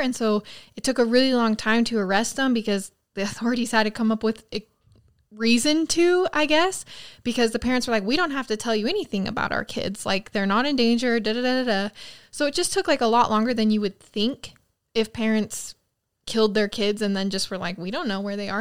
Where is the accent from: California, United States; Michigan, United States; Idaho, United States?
Idaho, United States; near Rexburg; away from my hometown